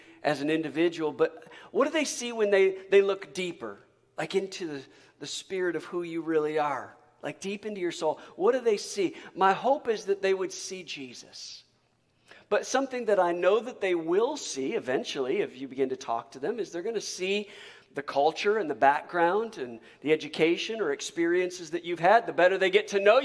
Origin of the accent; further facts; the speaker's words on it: Michigan, United States; now in Alabama, United States; growing up in Michigan